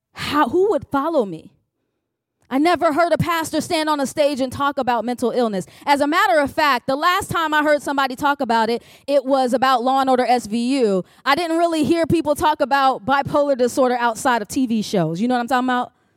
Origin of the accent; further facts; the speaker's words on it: Chicago, Illinois, United States; now in Richmond, United States; I am originally from Chicago, Illinois